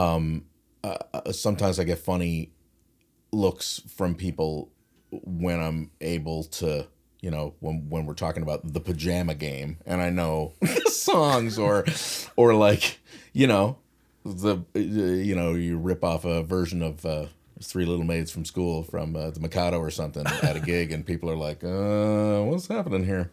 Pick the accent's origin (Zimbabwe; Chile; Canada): Canada; St. John's, Newfoundland and Labrador; I am from St. John's, Newfoundland